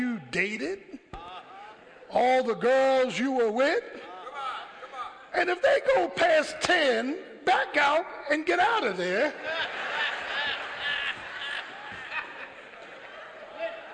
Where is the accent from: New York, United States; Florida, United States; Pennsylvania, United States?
Pennsylvania, United States; Philadelphia; I'm from Philly